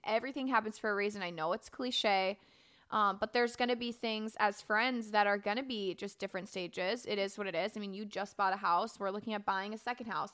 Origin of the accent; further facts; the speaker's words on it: Florida, United States; moved away as an adult; I was raised in Florida my entire life. I spent eighteen years there